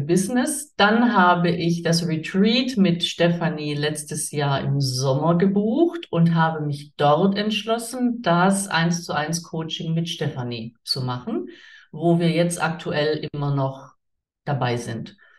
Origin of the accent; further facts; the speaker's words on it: Swabia, Baden-Württemberg, Germany; ich komme aus dem Schwabenland, ich komme aus dem pietistisch geprägten Umfeld